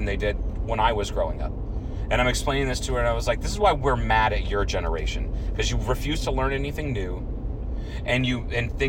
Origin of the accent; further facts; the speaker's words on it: Troy, Ohio, United States; my hometown, Troy, Ohio